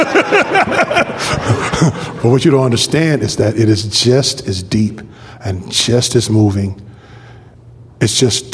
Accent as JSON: {"language": "English", "town": "Compton", "region": "California", "country": "United States", "tie": "born or raised there", "said": "I grew up in a place called Fruit Town in Compton."}